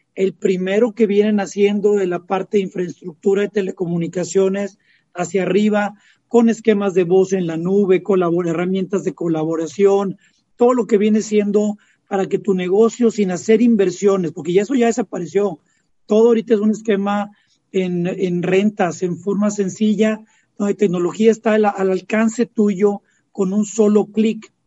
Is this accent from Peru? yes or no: no; Mexico; como mexicanos